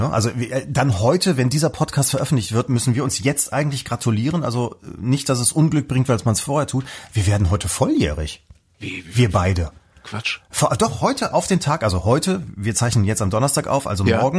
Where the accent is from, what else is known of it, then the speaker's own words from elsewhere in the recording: West Germany, Germany; wie gesagt, aufgewachsen wachsen im Westen